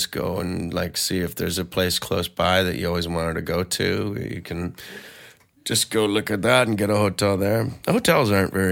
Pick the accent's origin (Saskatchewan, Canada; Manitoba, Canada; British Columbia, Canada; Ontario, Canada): British Columbia, Canada; Vancouver; I'm from Vancouver and uh, and I gave it a go.